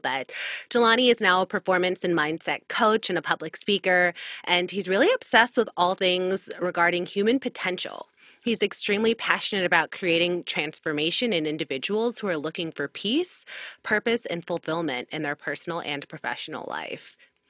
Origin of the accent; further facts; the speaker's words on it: Miami, Florida, United States; we're both from Miami.